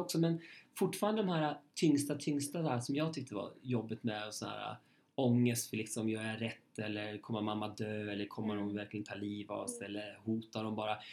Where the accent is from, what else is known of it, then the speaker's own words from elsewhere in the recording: Köping, Västmanland, Sweden; moved away; mitt liv i Köping